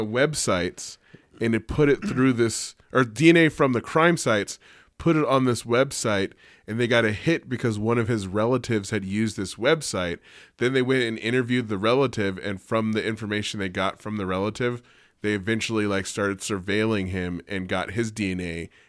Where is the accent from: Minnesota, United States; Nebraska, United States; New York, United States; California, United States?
California, United States; And I grew up in the Bay Area, so, like, in the 80s